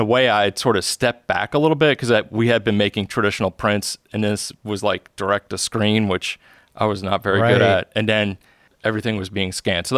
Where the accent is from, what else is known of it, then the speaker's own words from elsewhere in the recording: Elmira, New York, United States; And I was living, I grew up in Elmira, New York at the time, so that was only like 45